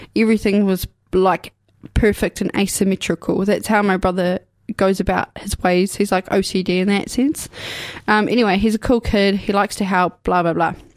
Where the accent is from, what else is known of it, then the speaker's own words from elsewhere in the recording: Ashburton, Canterbury, New Zealand; also born or lived in Dunedin / Timaru / Mosgiel; now in Karitane, New Zealand; I'm from here. I was born in Dunedin. I was raised away in Ashburton. I went to school there.